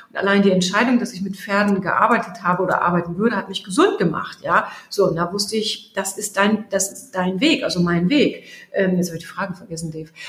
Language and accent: German; Germany; Jetzt bin ich aus Friese, aus Friese reden gar nicht so viel.